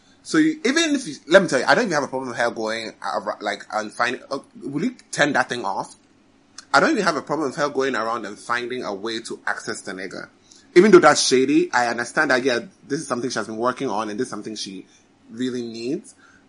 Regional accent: Philadelphia, Pennsylvania, United States; Damn, nigga, I'm from Philly.

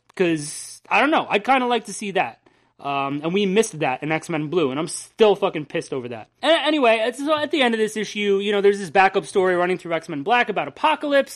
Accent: New Jersey, United States; We're from New Jersey, and there are Hicks here too.

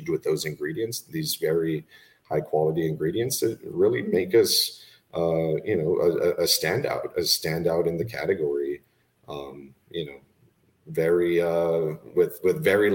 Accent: Laredo, Texas, United States; also born or lived in Austin, Texas / Spain; I was born in Austin, raised in Laredo, Texas, in South Texas

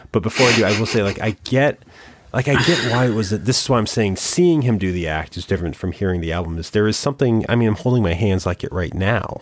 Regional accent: small town Connecticut, United States; when I was in K, small town Connecticut

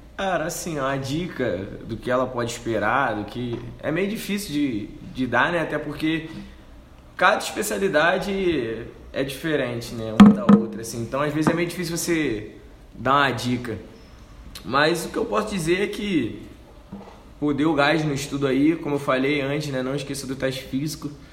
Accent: Rio de Janeiro, Brazil; moved away as an adult; now in Anápolis, Brazil

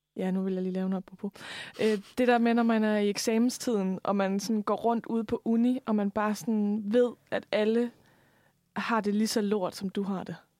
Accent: Lemvig, Central Denmark Region, Denmark; accent: Jutlandic; moved away; jeg opvokset ude på landet i Lemvi, hvor man ikke rigtig har et ordforråd

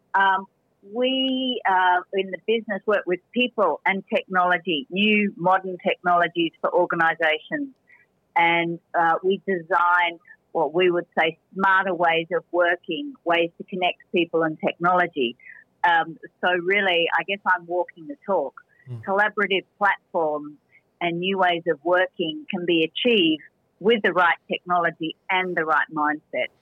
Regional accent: Australia; moved away as an adult; now in Spain; as an Australian

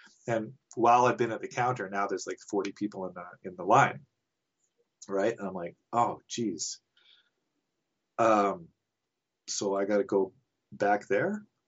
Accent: Canada; I'm Canadian

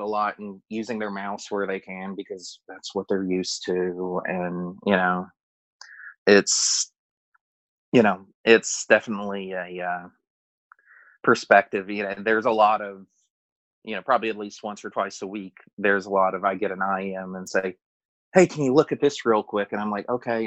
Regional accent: outside of Houston, Texas, United States; moved away as an adult; now in Arizona, United States; I moved out to Arizona in 2010 from Texas where I grew up outside of Houston

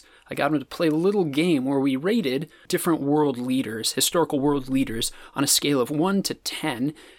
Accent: Western South Dakota, United States; I'm from Western South Dakota.

